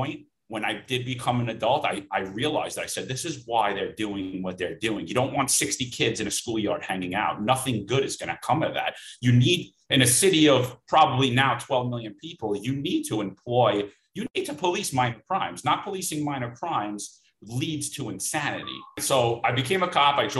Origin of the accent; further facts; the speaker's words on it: New York City, New York, United States; I grew up in Bensonhurst, Brooklyn